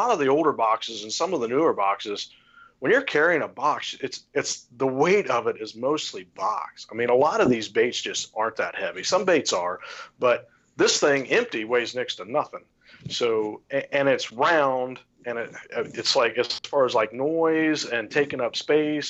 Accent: St. Paris, Ohio, United States; now in Urbana, United States; I grew up in St. Paris, which is east of there

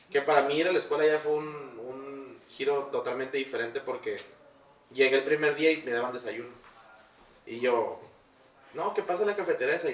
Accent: Sinaloa, Mexico; Eh, yo cuando crecí en Sinaloa, es un rancho donde la cura era ir al río, bañarte en el río, andar pescando, agarrando culebras, andar descalzo en la calle.

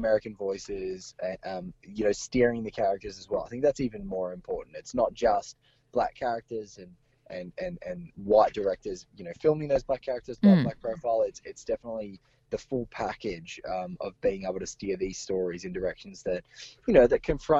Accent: Australia; as an Australian person

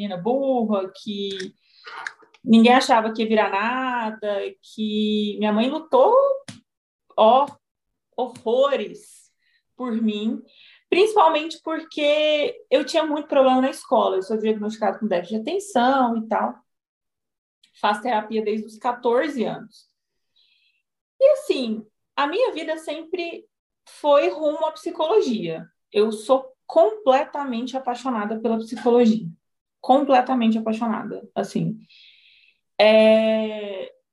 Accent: Goiânia, Goiás, Brazil; accent: goiano (puxado); eu sou psicóloga, eu sou dona de uma clínica da Integrace. Eu moro em Goiânia, sou goiana, então meu sotaque ele é puxado.

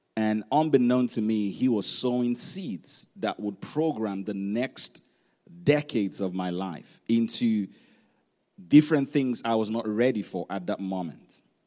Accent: Nigeria; when we were growing up in Nigeria

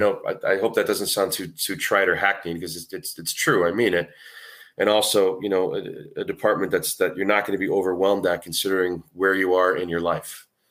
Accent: New England, United States; I grew up, I mean, there's not a lot of huge cities in New England. I gr, I happen to grow up in one of 'em

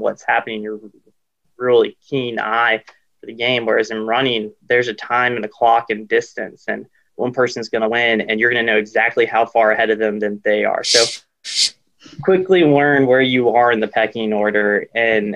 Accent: Greenville, South Carolina, United States; I grew up in Greenville, South Carolina.

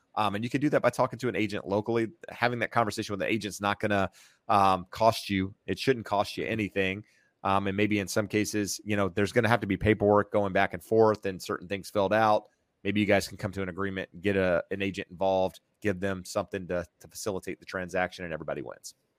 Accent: North Carolina, United States; moved away as an adult; now in California, United States; I'm from North Carolina. Uh, graduated college, moved to, uh, to California

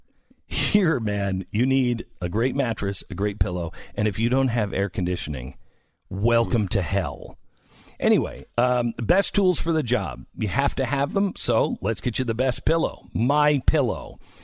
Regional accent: Seattle, Washington, United States; moved away; growing up in Seattle

